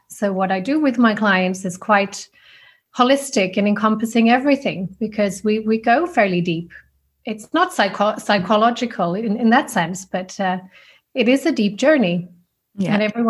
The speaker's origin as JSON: {"language": "English", "country": "Finland", "also_born_or_lived": "Switzerland", "moved": "as an adult", "lives_now": "Zurich, Switzerland", "said": "I'm originally from Finland, the Nordic country of pure quiet and beautiful wilderness."}